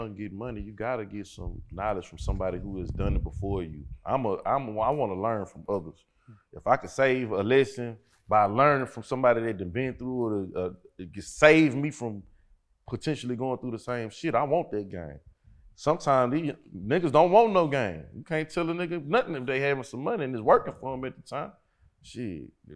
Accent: Port Arthur, Texas, United States; now in Houston, United States; I'm a Port Arthur nigga that live in Houston.

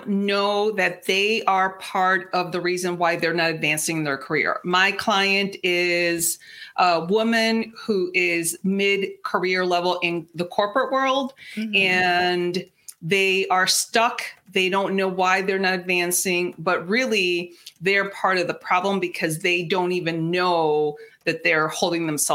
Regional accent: Mexico; first language Spanish; English is a second language; Spanish is my first language. I'm 100% Mexican

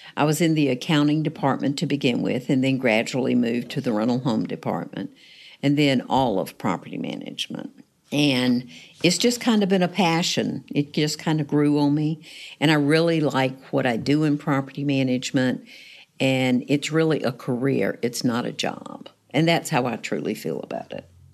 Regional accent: Raleigh, North Carolina, United States; moved away as an adult; now in Newport News, United States; originally, it was in North Carolina

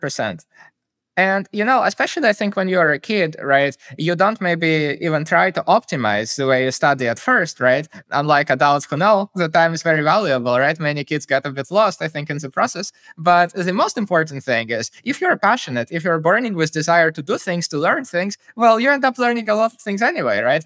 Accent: Kyiv, Ukraine; I grew up in Kyiv, the capital of Ukraine

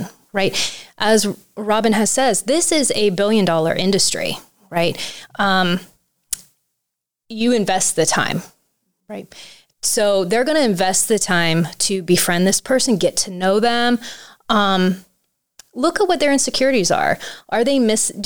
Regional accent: Tuscarawas County, Ohio, United States; I grew up here in Tuscarawas County

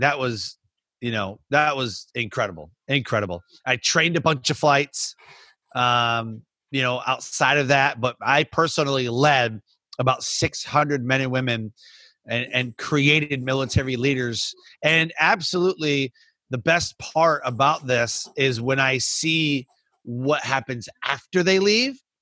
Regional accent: Michigan, United States; moved away; I grew up in Michigan.

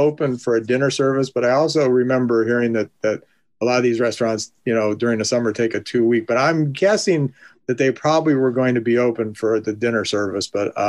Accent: Canton, Ohio, United States; downtown Canton, just to toot the horn for my hometown

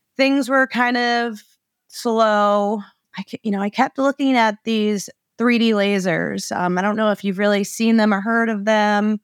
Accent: Maine, United States; also born or lived in Arizona; I was born and raised in Maine.

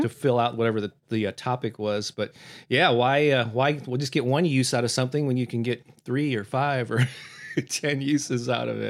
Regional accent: St. Louis, Missouri, United States; my hometown here of Saint Louis, Missouri

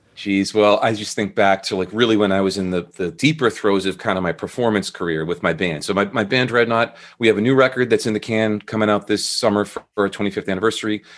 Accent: Andover, Massachusetts, United States; moved away as an adult; also born or lived in Burlington, Vermont; now in Portsmouth, United States; I grew up, uh, north of Boston in a town called Andover, Mass.

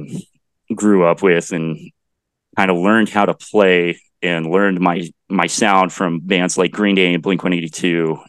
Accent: Bennington, Kansas, United States; also born or lived in Denton, Texas / Dallas, Texas; I spent my school life in Bennington, Kansas, which is just about 15 miles north of Salina

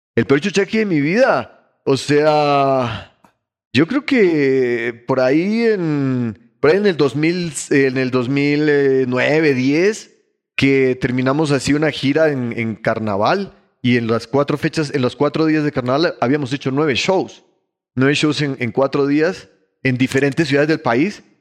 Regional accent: Ecuador; also born or lived in Bogotá, Colombia; Pero yo soy ecuatoriano

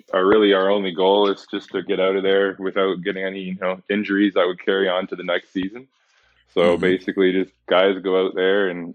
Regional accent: Chatham, Ontario, Canada; also born or lived in Edmonton; now in London, Canada; my very start was Chatham, Ontario, kind of my hometown

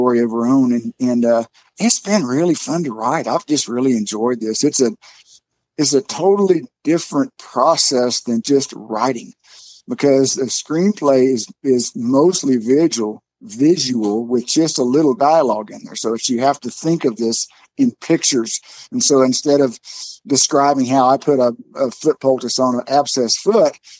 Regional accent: Texas, United States; I'm from Texas

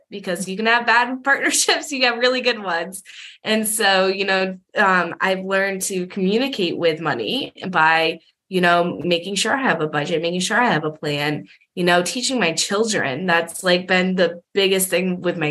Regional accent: Massachusetts, United States; I was living in Massachusetts, you know, when I was a senior and for my whole childhood, I'm from Massachusetts

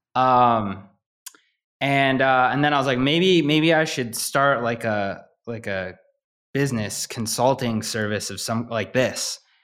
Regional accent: Midwest, United States; growing up in the Midwest

